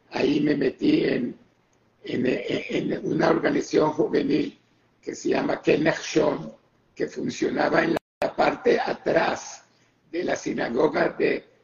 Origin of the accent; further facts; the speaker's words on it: Israel; moved away; ok, yo vine de Israel ya con bastante buen inglés.